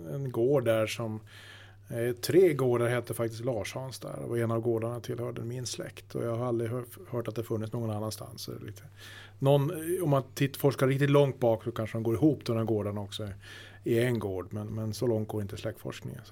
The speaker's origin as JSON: {"language": "Swedish", "town": "Luleå", "region": "Norrbotten County", "country": "Sweden", "tie": "born or raised there", "also_born_or_lived": "Stockholm", "moved": "as an adult", "lives_now": "Bollnäs, Sweden", "said": "egentligen så är jag uppvuxen uppe i Norrbotten, Luleå"}